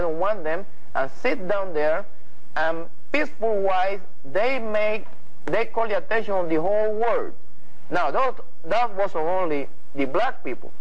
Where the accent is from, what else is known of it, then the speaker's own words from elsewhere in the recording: Puerto Rico; moved away as an adult; I'm from Puerto Rico